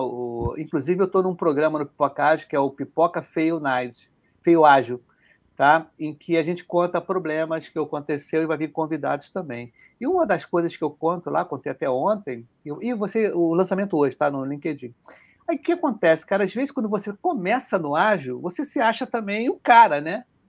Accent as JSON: {"language": "Portuguese", "region": "Rio de Janeiro", "country": "Brazil", "accent": "carioca", "said": "A gente que é carioca"}